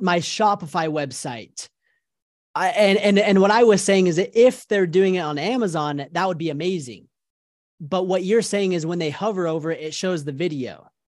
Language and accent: English; Salt Lake City, Utah, United States; I grew up in Salt Lake City, Utah. I was born and raised here in Utah, and I've been here basically my entire life